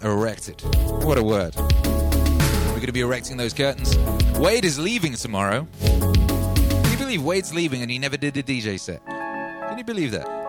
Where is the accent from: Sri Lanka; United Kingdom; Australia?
United Kingdom; Wales; also born or lived in London; now in Texas, United States; where I grew up in Wales